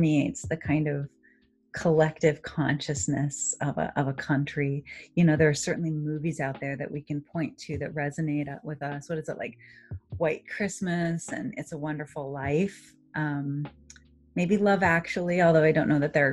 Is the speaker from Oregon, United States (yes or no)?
yes; Oregon, United States; now in Massachusetts, United States; when I grew up in Oregon